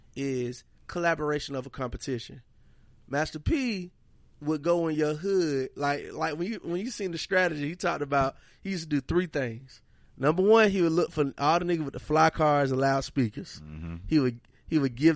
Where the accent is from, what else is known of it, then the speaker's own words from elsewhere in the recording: Monroe, Georgia, United States; I'm from Georgia